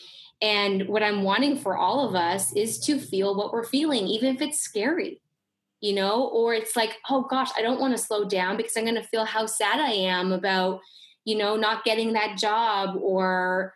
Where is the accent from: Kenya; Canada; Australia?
Canada; I grew up in Canada